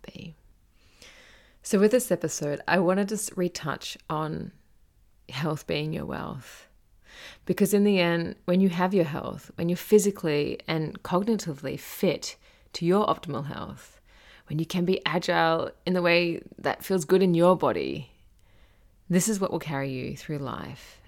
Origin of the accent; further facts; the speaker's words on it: Gold Coast, Queensland, Australia; growing up on the Gold Coast in Australia